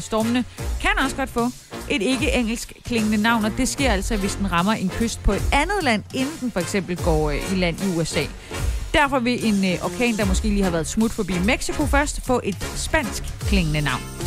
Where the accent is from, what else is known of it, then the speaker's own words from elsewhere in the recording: Haderslev, Southern Denmark, Denmark; moved away; Haderslev, min gamle hjemby